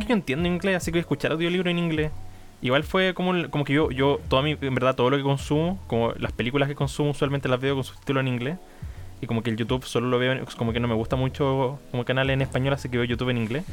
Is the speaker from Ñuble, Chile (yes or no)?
yes; Portezuelo, Ñuble, Chile; also born or lived in Chillán; yo soy de, de Portezuelo, cerca de Chillán, y estudié en Chillán